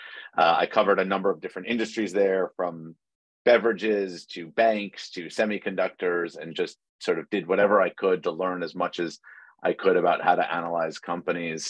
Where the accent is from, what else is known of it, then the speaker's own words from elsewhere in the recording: New York City, New York, United States; moved away as an adult; I was born and raised in New York City, and spent my entire life there until the pandemic hit